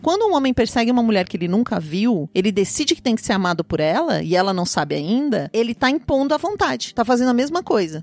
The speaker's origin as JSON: {"language": "Portuguese", "region": "interior of Paraná", "country": "Brazil", "tie": "born or raised there", "said": "no interior onde eu nasci, no interior do Paraná"}